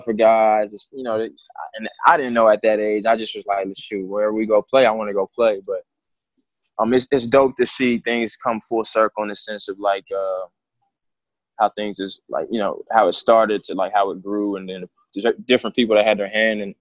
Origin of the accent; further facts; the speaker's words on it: San Antonio, Texas, United States; also born or lived in Houston; born in Houston, and I started playing sports when I got to San Antonio. I moved to San Antonio at age eight or nine, second or third grade.